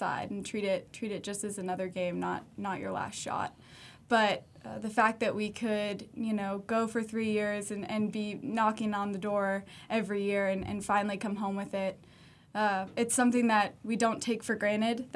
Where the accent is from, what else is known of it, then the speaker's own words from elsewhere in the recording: Cary, North Carolina, United States; I'm from Cary